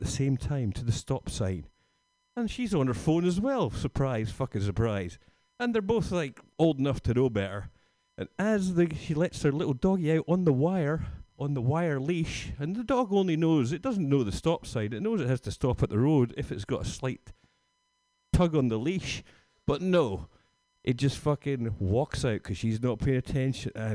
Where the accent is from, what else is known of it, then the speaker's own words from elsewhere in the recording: Scotland, United Kingdom; now in San Francisco, United States; I'm from Scotland.